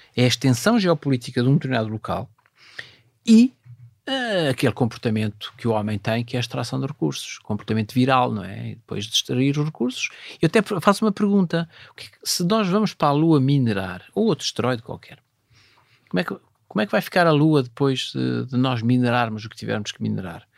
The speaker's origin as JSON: {"language": "Portuguese", "town": "Vila Nova de Cerveira", "region": "Norte", "country": "Portugal", "tie": "born or raised there", "moved": "yes", "said": "lá da minha terra, Vila Nova Cerveira"}